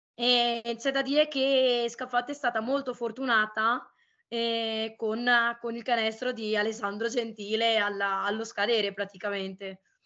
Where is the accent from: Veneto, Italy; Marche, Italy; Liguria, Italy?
Veneto, Italy; Venice; da veneziana